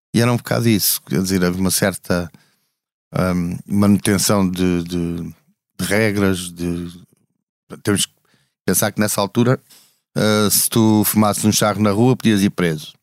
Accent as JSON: {"language": "Portuguese", "region": "Alentejo", "country": "Portugal", "also_born_or_lived": "Almada / Lisbon", "moved": "yes", "said": "eu sou lentejano"}